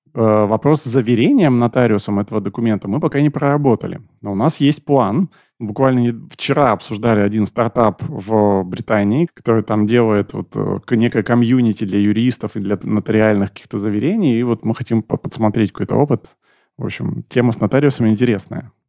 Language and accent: Russian; Novosibirsk, Novosibirsk Oblast, Russia; я из Новосибирска, часть нашей команды из Новосиба